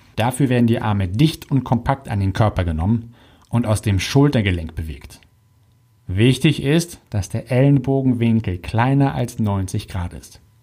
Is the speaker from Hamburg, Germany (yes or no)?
yes; Hamburg, Germany; bei uns in Hamburg